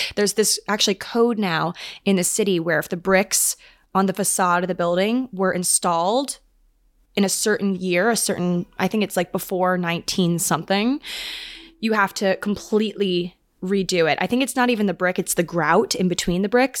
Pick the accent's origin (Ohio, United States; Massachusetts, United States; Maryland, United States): Maryland, United States; moved away as an adult; now in New York, United States; we actually just lived on the same cul-de-sac growing up in Maryland